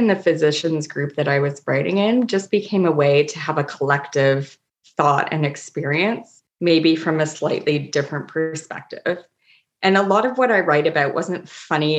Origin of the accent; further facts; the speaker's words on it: Toronto, Ontario, Canada; now in Nova Scotia, Canada; I'm from Toronto